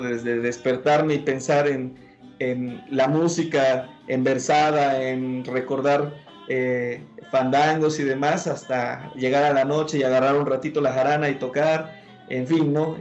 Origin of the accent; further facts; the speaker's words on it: Veracruz, Mexico; aunque soy eh, de Veracruz, yo nací en, Veracruz, Puerto